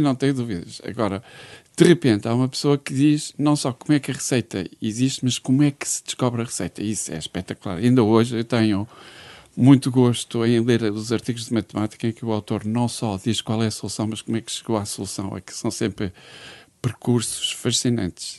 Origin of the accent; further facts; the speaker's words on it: Braga, Norte, Portugal; also born or lived in Porto / Viana do Castelo; Sou de Braga, mas vivia no Porto.